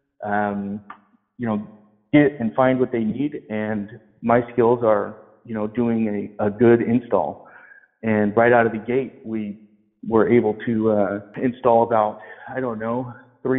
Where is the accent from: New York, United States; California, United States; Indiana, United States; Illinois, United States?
California, United States; Colfax; also born or lived in Lincoln, California; I'm from this area. I grew up in Colfax, California. I lived in Lincoln, California until I was about 12, and then I finished out high school in Colfax.